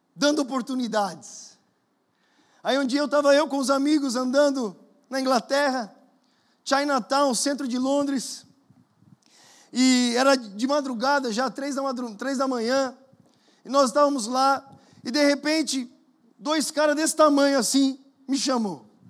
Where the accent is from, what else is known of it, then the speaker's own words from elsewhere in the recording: Brazil; moved away; você sabe de onde eu venho? Brasil, já ouviu falar, perto da Colômbia